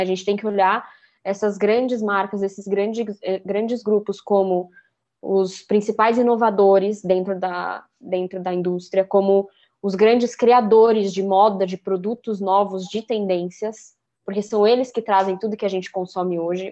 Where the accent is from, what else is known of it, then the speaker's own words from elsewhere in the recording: São Paulo, Brazil; eu também sou de São Paulo